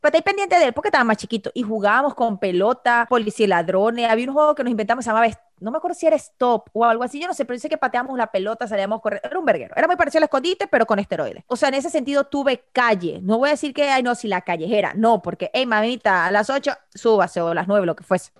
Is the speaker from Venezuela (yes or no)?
yes; Venezuela; somos venezolanos, de la parte de Venezuela de que venimos